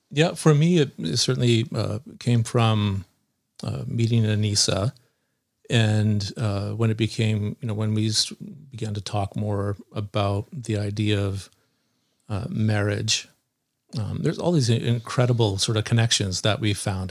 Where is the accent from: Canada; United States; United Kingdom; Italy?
Canada; Nanaimo, British Columbia; so I grew up in Nanaimo here on Vancouver Island, a island on the west coast of Canada in British Columbia